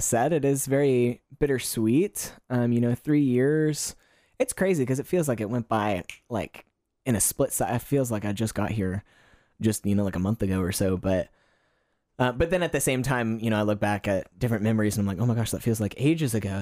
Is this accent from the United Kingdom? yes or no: no; Kentucky, United States; moved away as an adult; now in Gold Coast, Australia; I, I'm originally from Kentucky in the United States